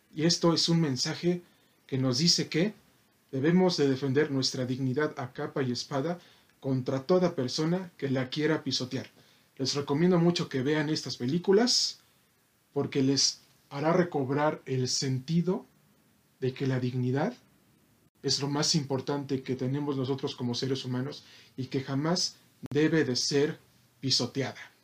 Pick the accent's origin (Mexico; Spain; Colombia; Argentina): Mexico